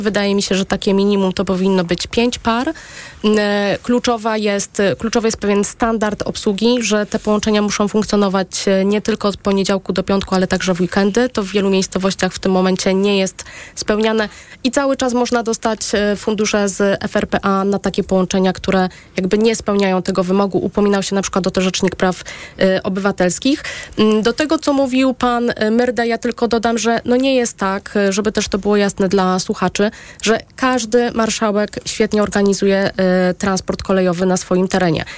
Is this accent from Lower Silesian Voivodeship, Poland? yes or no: no; Kutno, Łódź Voivodeship, Poland; moje rodzinne miasto y, Kutno